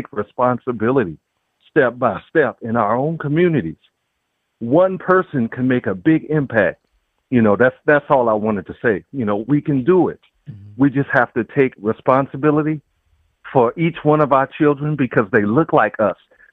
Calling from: Chicago, Illinois, United States; I'm calling from Chicago, Illinois

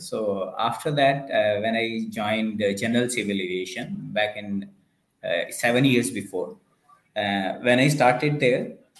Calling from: Dubai, United Arab Emirates; Yeah, I'm in Dubai currently.

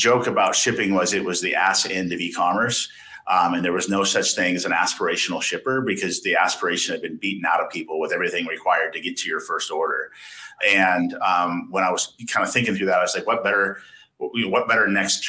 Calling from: Austin, Texas, United States; We're calling it from Austin, Texas.

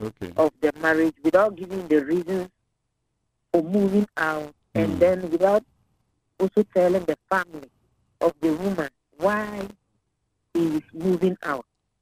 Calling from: Adenta, Greater Accra, Ghana; I'm calling from Adenta.

